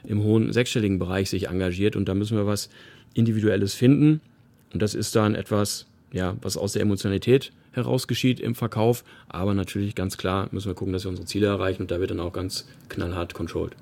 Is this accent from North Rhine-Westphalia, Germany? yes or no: yes; Paderborn, North Rhine-Westphalia, Germany; now in Heidenheim, Germany; meine Heimatstadt Paderborn